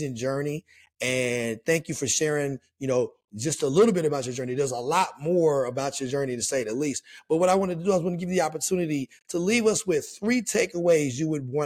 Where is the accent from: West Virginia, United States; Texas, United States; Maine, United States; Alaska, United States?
West Virginia, United States; Charleston; myself growing up in Charleston, West Virginia